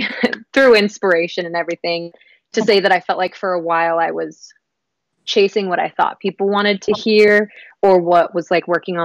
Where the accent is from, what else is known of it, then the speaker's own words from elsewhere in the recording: Florida, United States; now in Nashville, United States; I am from Florida originally. I've been in Nashville for 11 years now, so this is definitely home